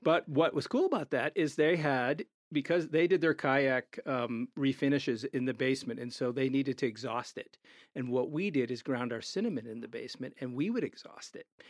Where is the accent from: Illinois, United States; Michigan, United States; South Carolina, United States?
Illinois, United States; Chicago; moved away as an adult; now in Denver, United States; we're from Chicago.